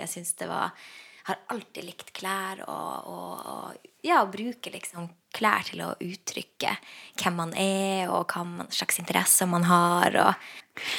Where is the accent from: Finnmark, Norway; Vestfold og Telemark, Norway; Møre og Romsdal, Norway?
Finnmark, Norway; Lakselv; jeg vokste opp i Lakselv